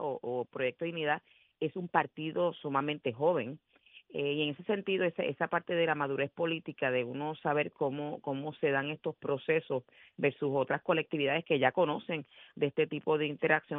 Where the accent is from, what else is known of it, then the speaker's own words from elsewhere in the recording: Puerto Rico; no representan lo que nosotros somos en, esencia como puertorriqueños